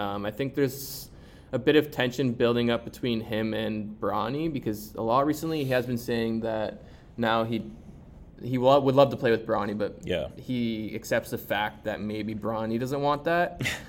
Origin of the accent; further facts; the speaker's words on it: Canada; as a Canadian.